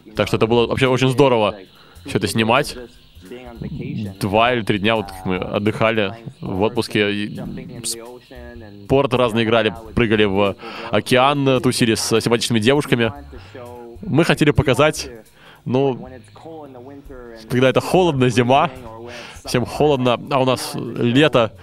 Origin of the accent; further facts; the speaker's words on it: Montreal, Quebec, Canada; я из, я из Монреаля